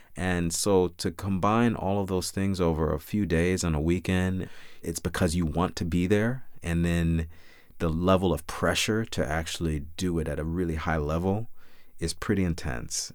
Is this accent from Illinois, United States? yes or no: yes; Chicago, Illinois, United States; now in New York, United States; My brother and I were lucky enough to grow up with wonderful parents on the south side of Chicago